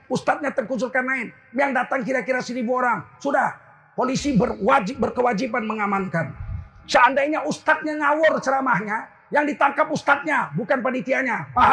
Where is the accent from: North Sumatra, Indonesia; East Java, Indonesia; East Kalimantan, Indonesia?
North Sumatra, Indonesia; Putrijo; Iya nggak enak kali aku digini-gini di kampung halamanku sendiri. Saya ini lahir